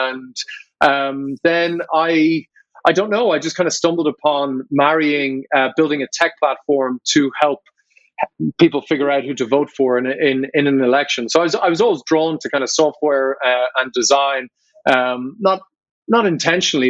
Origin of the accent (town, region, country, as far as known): Ireland